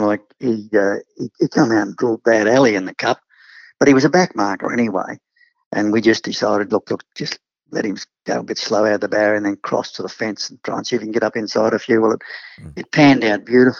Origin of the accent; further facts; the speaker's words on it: Queensland, Australia; being a Queenslander